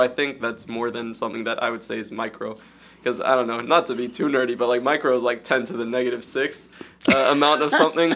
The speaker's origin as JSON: {"language": "English", "town": "Morgantown", "region": "West Virginia", "country": "United States", "tie": "born or raised there", "said": "I was born in America, in West Virginia"}